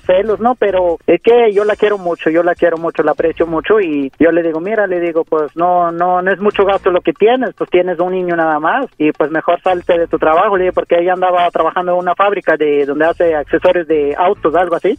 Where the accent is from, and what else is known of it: Mexico City, Mexico; born or raised there; also born or lived in Oaxaca